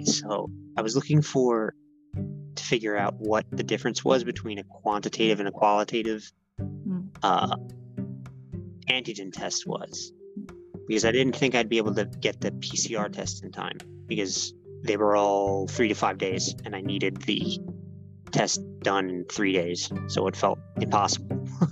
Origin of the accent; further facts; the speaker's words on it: United States; moved away as an adult; also born or lived in New York; now in Japan; I'm American